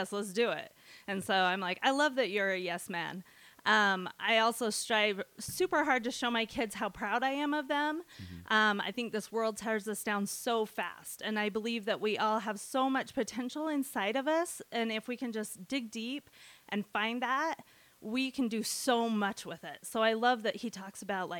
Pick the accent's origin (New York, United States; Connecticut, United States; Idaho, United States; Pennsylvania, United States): Idaho, United States; Montpelier; also born or lived in Southern California; I grew up in Bear Lake down in Montpelier